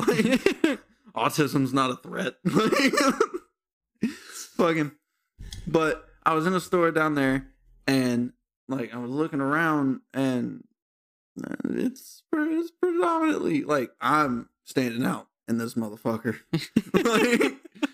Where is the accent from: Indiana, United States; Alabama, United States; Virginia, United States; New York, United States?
Alabama, United States; Bessemer; I'm from Bessemer.